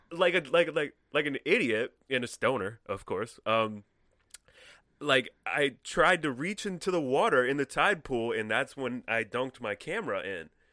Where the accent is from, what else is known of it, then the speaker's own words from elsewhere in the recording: Connecticut, United States; moved away as an adult; also born or lived in California; I'm from Connecticut